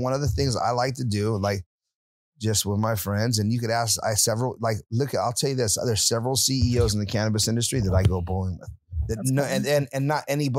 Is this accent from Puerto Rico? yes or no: yes; Puerto Rico; I'm Puerto Rican.